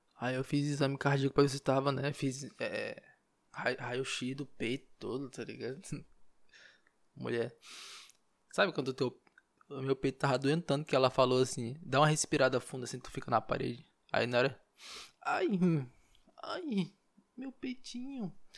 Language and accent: Portuguese; Marabá, Pará, Brazil; now in Belém, Brazil; Marabá, lá onde eu nasci, interior